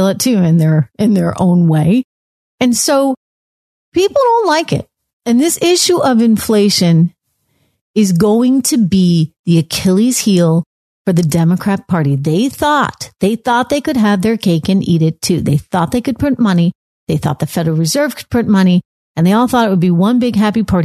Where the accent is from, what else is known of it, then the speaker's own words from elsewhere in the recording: New Hampshire, United States; moved away; I grew up in New Hampshire, born and raised